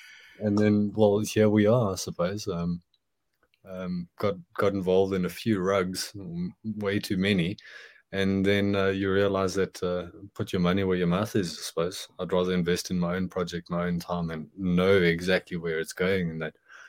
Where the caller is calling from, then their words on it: Johannesburg, Gauteng, South Africa; From Johannesburg, South Africa.